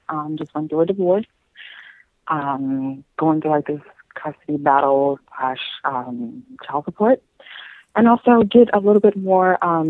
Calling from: Baton Rouge, Louisiana, United States; I'm calling from Baton Rouge, Louisiana.

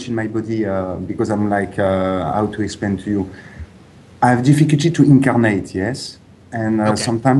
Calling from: Ibiza, Balearic Islands, Spain; I'm calling from Ibiza in Spain.

